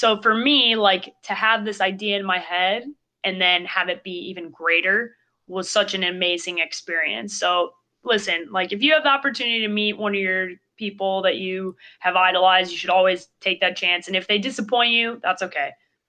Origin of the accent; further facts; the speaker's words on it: Chicago, Illinois, United States; Well, I grew up in Chicago, so that's usually the easiest way to become a Bears fan.